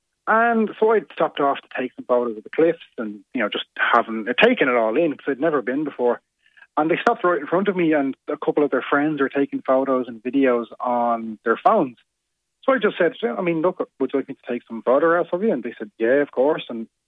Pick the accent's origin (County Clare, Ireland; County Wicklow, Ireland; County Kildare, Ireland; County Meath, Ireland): County Wicklow, Ireland; I'm originally from Wicklow, so I went down for the long weekend.